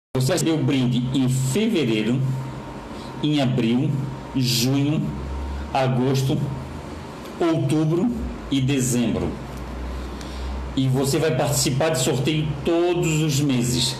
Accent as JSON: {"language": "Portuguese", "town": "Florianópolis", "region": "Santa Catarina", "country": "Brazil", "tie": "born or raised there", "said": "Eu sou manezinho da ilha aqui de Florianópolis"}